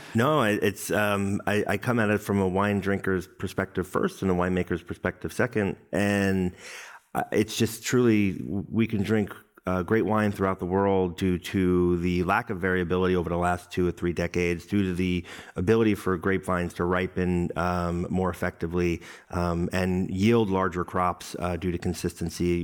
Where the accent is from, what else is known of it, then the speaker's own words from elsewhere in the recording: New York City, New York, United States; my hometown, Brooklyn, New York